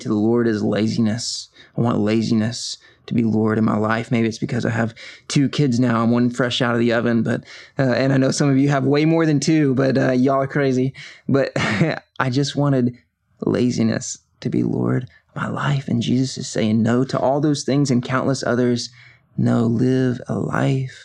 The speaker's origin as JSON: {"language": "English", "town": "Covington", "region": "Georgia", "country": "United States", "tie": "born or raised there", "said": "I was born and raised here in Covington, Georgia, and really have been in Georgia most of my life"}